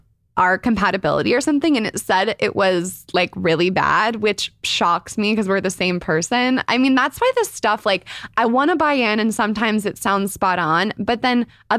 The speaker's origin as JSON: {"language": "English", "region": "Northern California", "country": "United States", "tie": "born or raised there", "also_born_or_lived": "Chicago", "said": "I'm 25. I'm from Northern California. Born in Chicago, but raised in NorCal."}